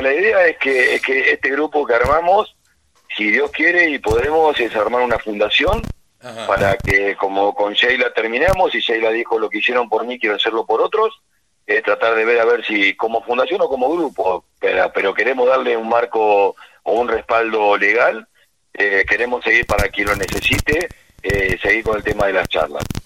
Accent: Azul, Buenos Aires Province, Argentina; now in San Luis, Argentina; vengo nacido y criado en la cuenca del Salado

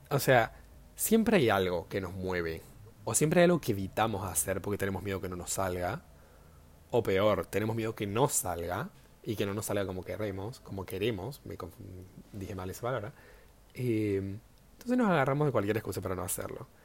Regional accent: Córdoba, Argentina; now in Buenos Aires, Argentina; Ahora estoy viviendo en Buenos Aires, pero yo soy de Córdoba diría, ¿no?

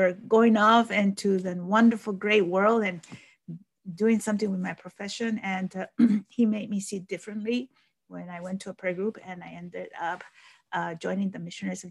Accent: Rio Grande Valley, Texas, United States; also born or lived in Mexico; I grew up here in the Rio Grande Valley

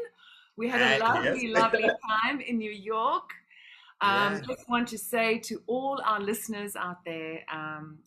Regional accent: South Africa; I'm from South Africa

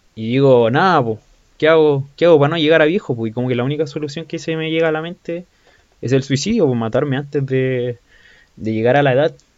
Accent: Chile; yo soy chileno

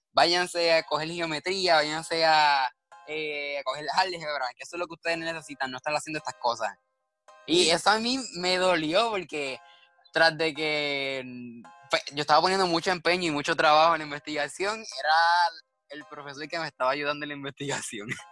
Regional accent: Puerto Rico

